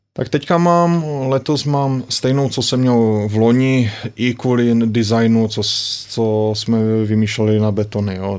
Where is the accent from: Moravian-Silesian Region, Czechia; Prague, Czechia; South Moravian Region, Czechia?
Moravian-Silesian Region, Czechia; Ostrava; moved away as an adult; also born or lived in Germany; now in Slovakia; my jsme z, z Ostravy